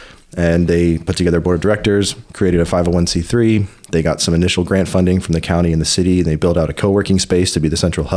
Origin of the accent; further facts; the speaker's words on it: Pittsburgh, Pennsylvania, United States; moved away as an adult; also born or lived in New York; now in Waco, United States; I grew up in Pittsburgh, Pennsylvania